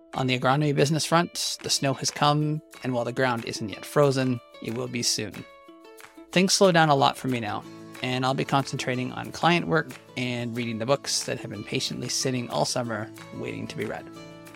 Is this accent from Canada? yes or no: yes; Western Canadian Prairies, Canada; I'm an agronomist from the Western Canadian Prairies specializing in climate smart agriculture